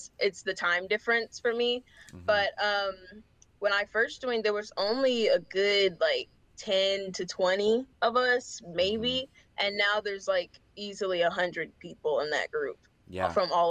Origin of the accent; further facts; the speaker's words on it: Charlotte, North Carolina, United States; I'm from Charlotte, North Carolina. I'm 18. I'm a senior in high school until Saturday